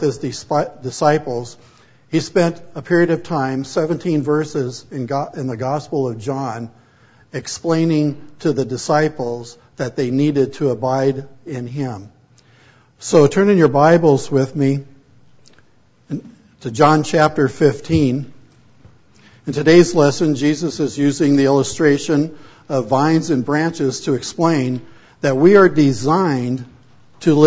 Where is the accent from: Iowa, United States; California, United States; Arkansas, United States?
California, United States; Pomona; also born or lived in San Fernando Valley, California / Oregon / Canadian prairies, Canada; my wife and I grew up in Pomona, California